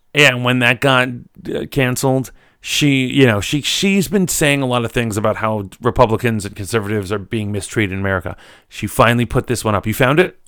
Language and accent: English; New York, United States; moved away as an adult; also born or lived in Virginia; I'm from New York, but, uh, you know, I went down to Virginia